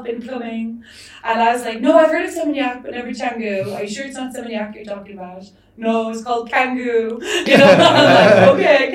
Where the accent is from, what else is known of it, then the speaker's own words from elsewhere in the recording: Ireland; moved away as an adult; now in Bali, Indonesia; I come from Ireland. Our weather sucks.